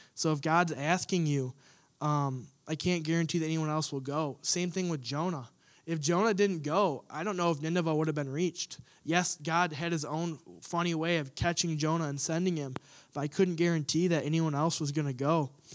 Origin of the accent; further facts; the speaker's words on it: United States; us as Americans, us as American Christians